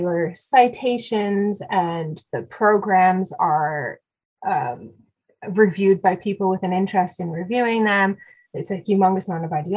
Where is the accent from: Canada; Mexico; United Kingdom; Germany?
Canada; I'm Canadian